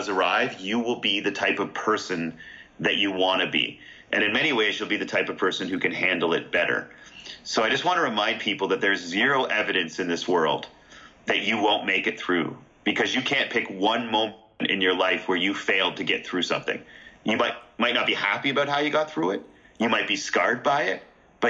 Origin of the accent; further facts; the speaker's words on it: Canada; I'm Canadian.